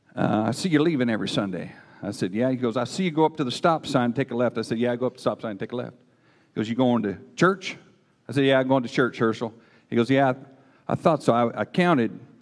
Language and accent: English; Southern Oregon, United States; I'm kind of a redneck. I'm from Southern Oregon.